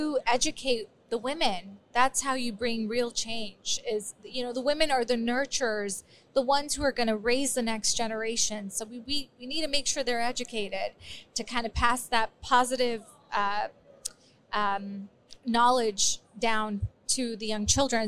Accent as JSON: {"language": "English", "country": "United States", "tie": "born or raised there", "also_born_or_lived": "Afghanistan", "said": "I was born in Afghanistan, grew up in America."}